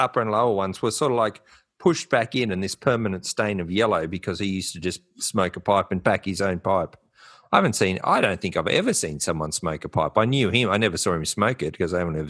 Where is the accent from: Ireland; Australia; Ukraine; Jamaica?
Australia; Byron Bay, New South Wales; I grew up around Byron Bay.